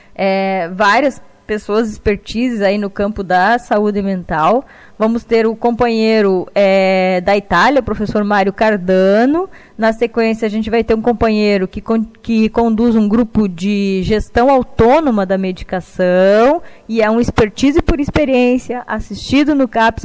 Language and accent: Portuguese; Rio Grande do Sul, Brazil; also born or lived in Pelotas; eu sou do Rio Grande do Sul, estou atualmente em Pelotas